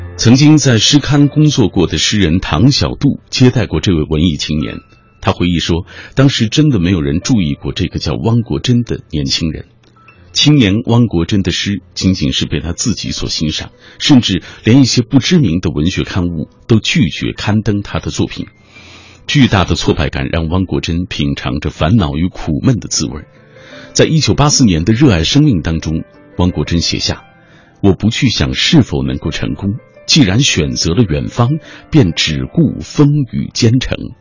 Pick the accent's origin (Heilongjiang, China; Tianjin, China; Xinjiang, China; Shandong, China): Xinjiang, China; now in Beijing, China; 他激励着我一路从故乡新疆来到北京的那个过程。